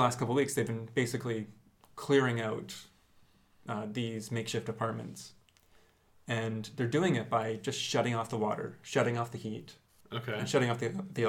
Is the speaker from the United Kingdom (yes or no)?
no; Canada; moved away; we're all Canadian teachers